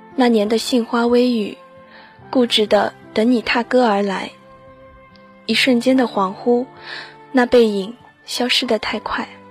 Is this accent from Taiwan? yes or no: no; China; 我们中国人